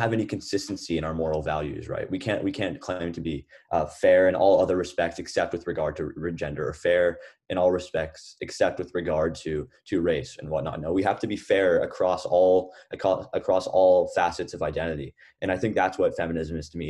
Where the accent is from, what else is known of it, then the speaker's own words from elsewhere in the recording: Lubbock, Texas, United States; moved away as an adult; also born or lived in Atlanta, Georgia; I was born in Atlanta, Georgia, but I actually spent my whole life growing up in Lubbock, Texas.